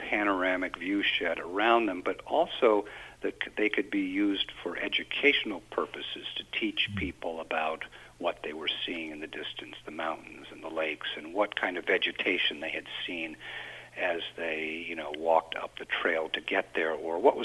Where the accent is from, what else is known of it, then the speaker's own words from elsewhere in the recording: Plattsburgh, New York, United States; I grew up in Plattsburgh